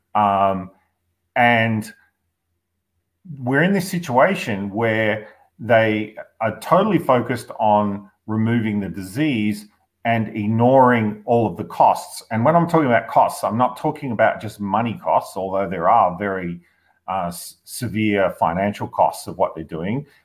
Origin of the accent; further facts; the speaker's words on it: Victoria, Australia; I'm from Victoria